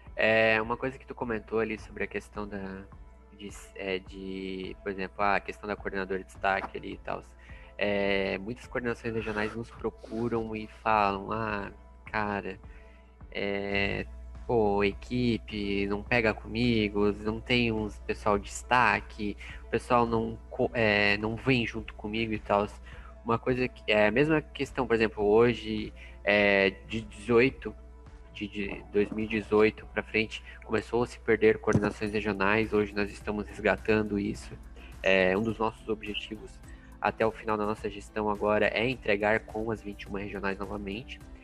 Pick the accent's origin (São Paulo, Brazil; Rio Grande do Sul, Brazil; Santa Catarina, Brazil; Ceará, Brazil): Santa Catarina, Brazil; Blumenau; moved away as an adult; now in Joinville, Brazil; eu vim morar em Joinville, é, eu sou natural de Blumenau